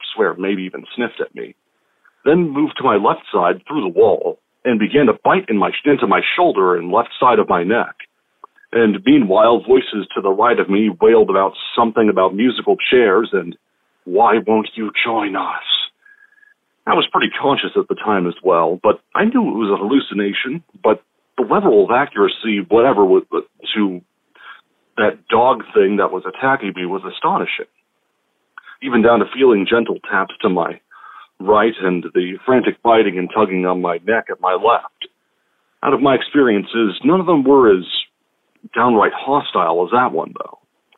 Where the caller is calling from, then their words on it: Washington, United States; from Washington State.